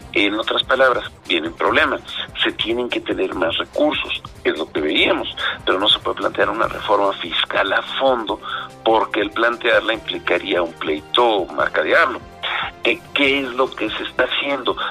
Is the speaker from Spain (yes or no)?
no; Mexico